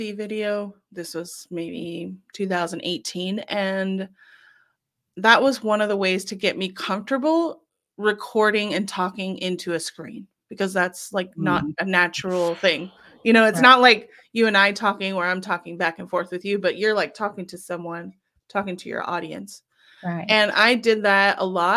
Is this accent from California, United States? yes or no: yes; California, United States; I'm from California